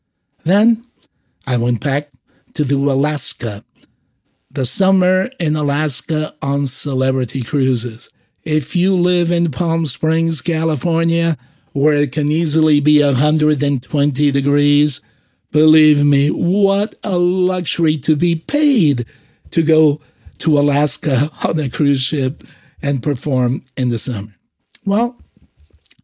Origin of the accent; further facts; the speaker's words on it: Azores, Portugal; moved away; also born or lived in San Francisco Bay Area; I am from the Azores, born in a group of islands that belong to Portugal called the Azores